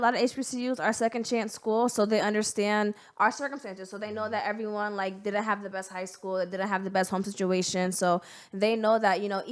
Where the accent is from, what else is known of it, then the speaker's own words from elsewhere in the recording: Bridgeport, Connecticut, United States; I'm born and raised in Bridgeport, Connecticut.